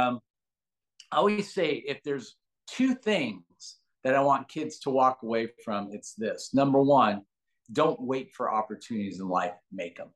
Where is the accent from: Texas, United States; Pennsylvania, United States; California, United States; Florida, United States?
California, United States; Los Angeles; also born or lived in San Francisco, California / Lausanne, Switzerland; I actually grew up very, very humble beginnings in Granada Hills, California